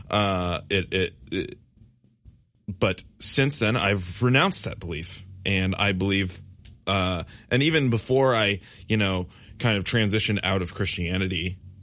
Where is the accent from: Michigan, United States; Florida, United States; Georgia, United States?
Michigan, United States; West; growing up in West Michigan